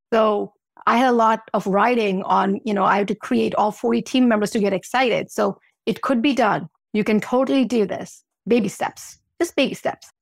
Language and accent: English; U.S. Virgin Islands; moved away; I grew up in Saint Thomas, and beach is my thing